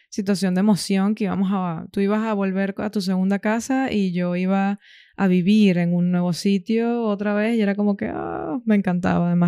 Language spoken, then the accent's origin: Spanish; Venezuela; now in Granada, Spain; tuve que moldear un poco mi acento, mis palabras, ¿sabes? Para poder integrarme mejor. Aunque claro, seguía teniendo, seguía conservando, por así decirlo, algunos modismos de Venezuela.